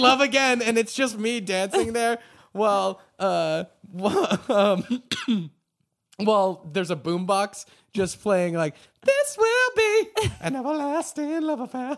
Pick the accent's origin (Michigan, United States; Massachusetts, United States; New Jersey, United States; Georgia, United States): Massachusetts, United States; Acton; my hometown, Acton, Massachusetts